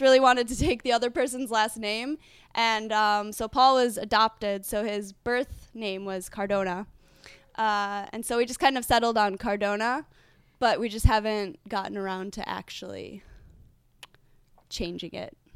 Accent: United States; moved away as an adult; now in Prague, Czech Republic; I'm from America

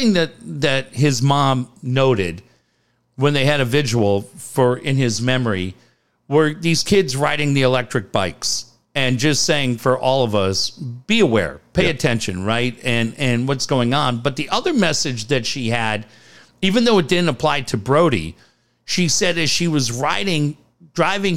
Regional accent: Encinitas, California, United States; growing up in Encinitas

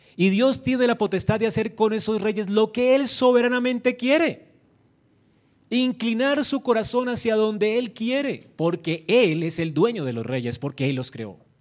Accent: Colombia; como colombianos nosotros fuimos injertados a Israel

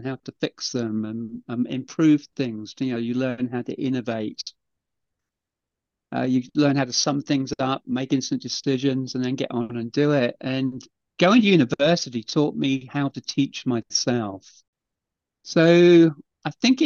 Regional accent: England, United Kingdom; I'm just English, so I've done it in English

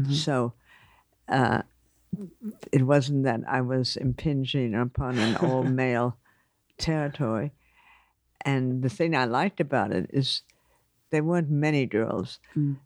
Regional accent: New York City, New York, United States; also born or lived in Germany; I grew up mainly in Manhattan on Riverside Drive, though I was born in Germany

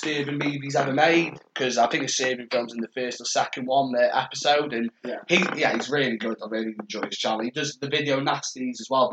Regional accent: North Wales, United Kingdom; we're from North Wales

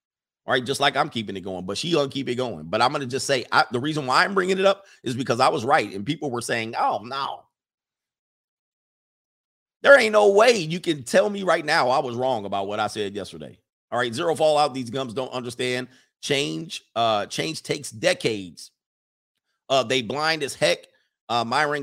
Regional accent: California, United States; I grew up in California

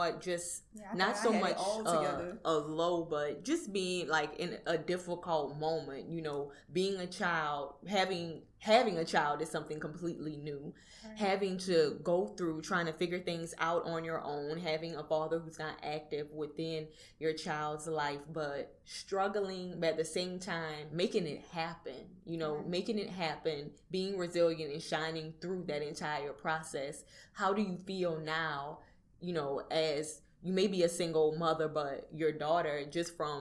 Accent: Napoleonville, Louisiana, United States; I'm from Napoleonville. That's a little small town in between New Orleans and Baton Rouge

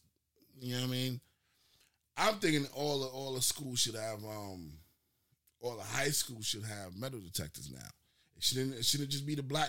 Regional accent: New York, United States; I'm from New York, nigga.

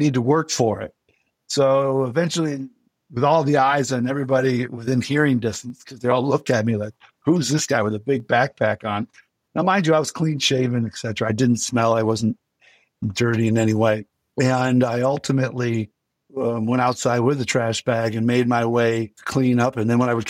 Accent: Western New York, United States; moved away as an adult; now in Alaska, United States; I grew up in Western New York

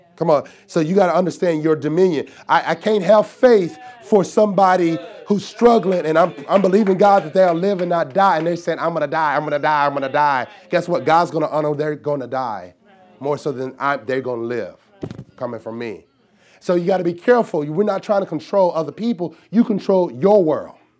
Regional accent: the South, United States; I'm from the South

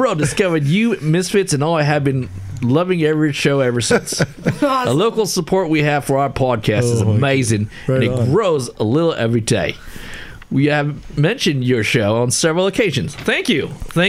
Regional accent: Queensland, Australia; I'm from South Queensland, Australia.

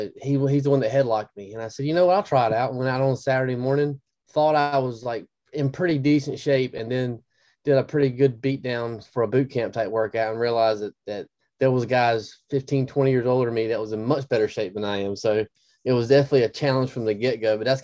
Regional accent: Eastern North Carolina, United States; also born or lived in Nashville, Tennessee; I'm 40 years old. I was born and raised in Eastern North Carolina, moved to Nashville, Tennessee for about 3 or 4 years for work. And I sell software, and then came back here.

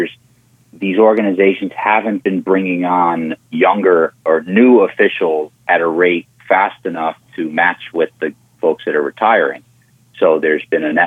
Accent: Long Island, New York, United States; now in New Hampshire, United States; I'm originally from New York

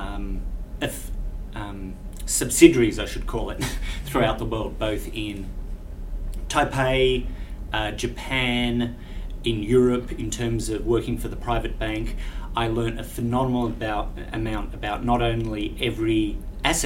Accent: Australia; my presence as an Australian here

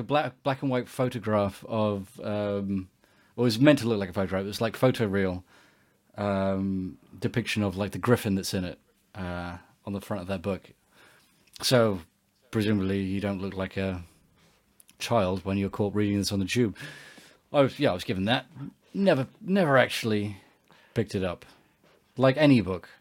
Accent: England, United Kingdom; we grew up in England

